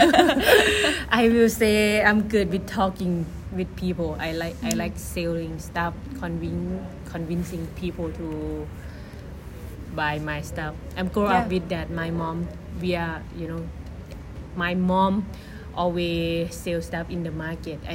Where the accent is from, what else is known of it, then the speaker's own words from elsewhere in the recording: Thailand; moved away as an adult; now in Hawaii, United States; from Thailand